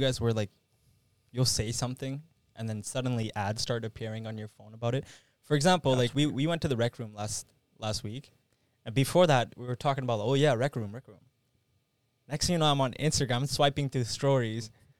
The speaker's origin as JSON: {"language": "English", "country": "Canada", "said": "we're all Canadian boys."}